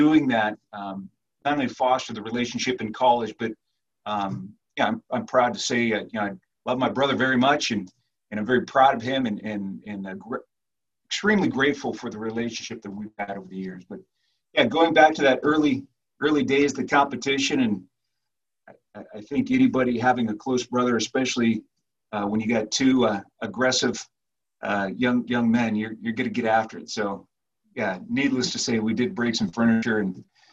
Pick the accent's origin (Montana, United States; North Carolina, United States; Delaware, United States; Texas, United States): Montana, United States; Missoula; also born or lived in Great Falls, Montana; so I was raised in Missoula, Montana. Age of four, moved up to Missoula, Montana.